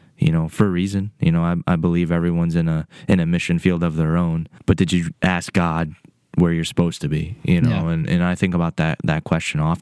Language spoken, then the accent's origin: English; United States; as American Christians